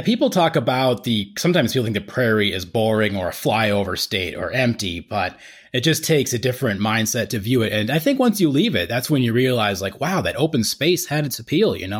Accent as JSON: {"language": "English", "town": "Estes Park", "region": "Colorado", "country": "United States", "tie": "born or raised there", "moved": "yes", "lives_now": "Greeley, United States", "said": "we moved to Estes Park when I was about nine, so I went to middle and high school there"}